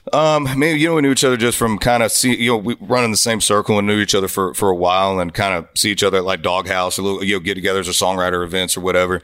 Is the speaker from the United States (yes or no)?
yes; Florida, United States; And I grew up in Florida, man, where it was Southern rock